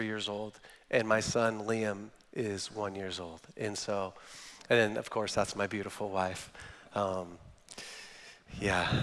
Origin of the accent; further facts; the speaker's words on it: Northern California, United States; I'm from Northern California, which is different than the California that you're thinking about